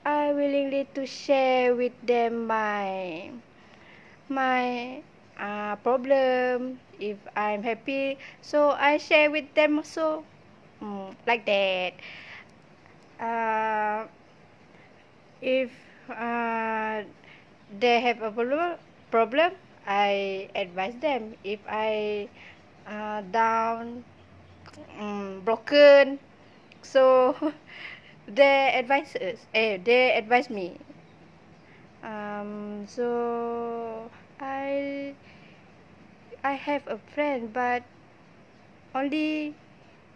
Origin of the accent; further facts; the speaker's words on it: Sarawak, Malaysia; moved away as an adult; now in Perak, Malaysia; I'm from Sarawak